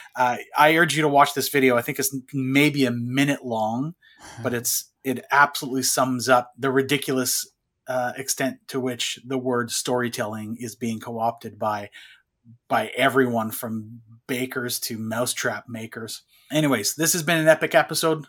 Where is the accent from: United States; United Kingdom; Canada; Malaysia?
Canada; I grew up in French, uh, Canadian world, so every class was French, except for English class.